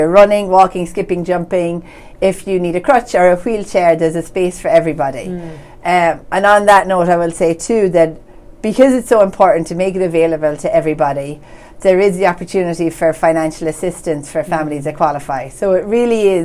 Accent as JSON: {"language": "English", "country": "Ireland", "moved": "yes", "lives_now": "Medford, United States"}